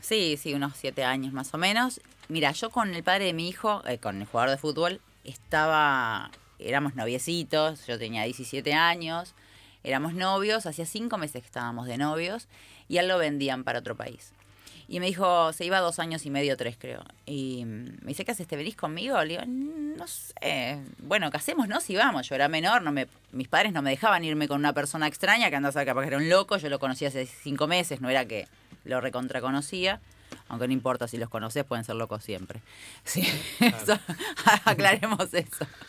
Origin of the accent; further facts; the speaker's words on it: Uruguay; now in Argentina; soy uruguaya